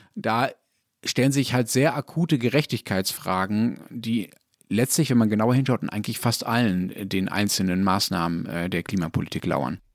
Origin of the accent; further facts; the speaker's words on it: Germany; ich deutscher Ignorant